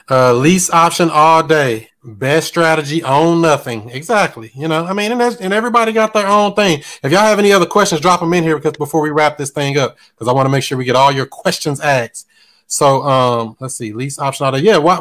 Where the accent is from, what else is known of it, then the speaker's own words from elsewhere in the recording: Bridgeport, Connecticut, United States; now in Raleigh, United States; I live in Raleigh, but I'm from Bridgeport, Connecticut.